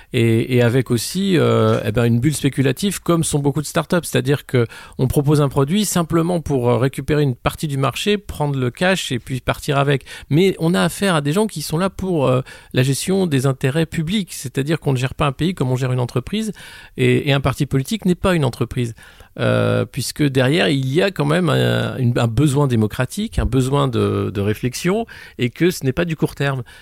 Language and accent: French; France; en tant que Français